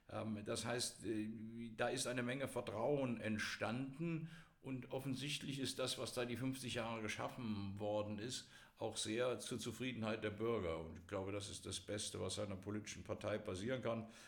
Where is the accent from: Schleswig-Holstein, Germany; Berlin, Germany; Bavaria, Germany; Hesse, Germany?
Hesse, Germany; Eschborn; In meiner Heimatstadt Eschborn hatte die SPD regelmäßig um die 65, 70 Prozent der Stimmen.